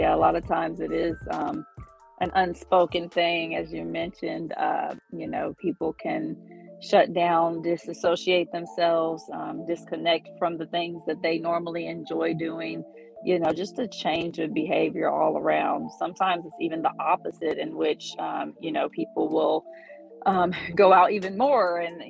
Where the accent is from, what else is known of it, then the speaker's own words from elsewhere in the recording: Ohio, United States; now in Atlanta, United States; From Ohio originally, but I have lived everywhere for like 2 years or less at a time. But now I always say I'm from Atlanta because I've been here since 2009